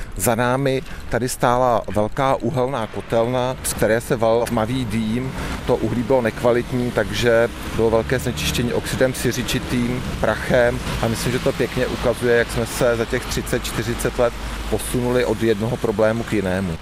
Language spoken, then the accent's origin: Czech; Chomutov, Ústí nad Labem Region, Czechia; Já pocházím z Chomutova, narodil jsem se koncem šedesátých let